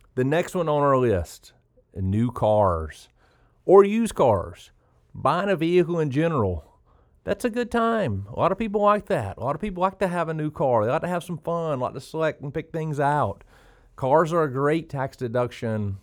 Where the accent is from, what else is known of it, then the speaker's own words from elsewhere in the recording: South Georgia, United States; also born or lived in Oconee County, Georgia; growing up in South Georgia